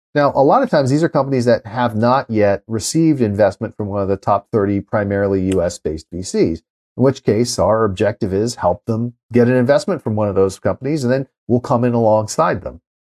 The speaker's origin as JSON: {"language": "English", "town": "Los Angeles", "region": "California", "country": "United States", "tie": "born or raised there", "said": "I grew up in L"}